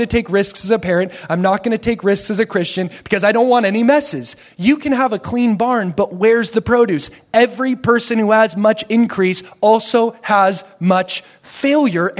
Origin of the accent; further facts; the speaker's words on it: Oregon, United States; I come from Oregon, so we have a lot of barns where I live.